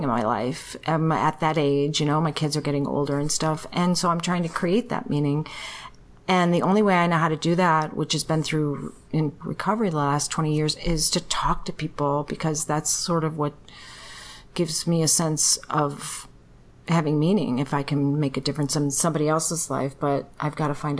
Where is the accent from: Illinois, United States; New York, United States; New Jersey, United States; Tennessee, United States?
Illinois, United States; Chicago; moved away as an adult; also born or lived in California; I even moved from California back to my hometown of Chicago